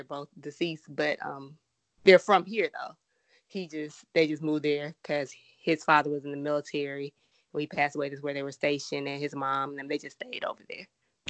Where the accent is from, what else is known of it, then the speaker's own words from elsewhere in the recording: Georgia, United States; also born or lived in South Carolina; I wasn't born here, but raised here. Now my family was here. I was born somewhere else. Then my family was moving back when we moved back to Georgia.